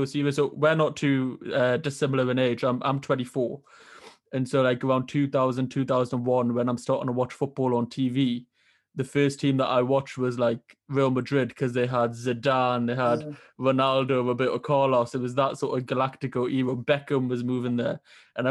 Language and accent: English; Newcastle upon Tyne, North East England, United Kingdom; I'm from Newcastle in England